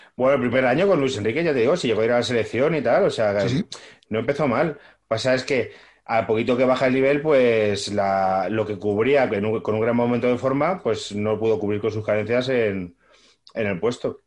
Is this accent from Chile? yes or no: no; Móstoles, Community of Madrid, Spain; yo soy de Móstoles